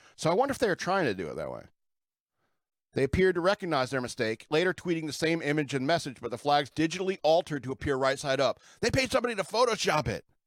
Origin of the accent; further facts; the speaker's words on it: United States; as an American citizen